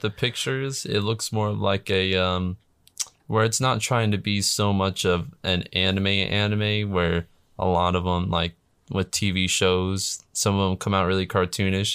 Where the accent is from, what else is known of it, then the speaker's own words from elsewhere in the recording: United States; I'm American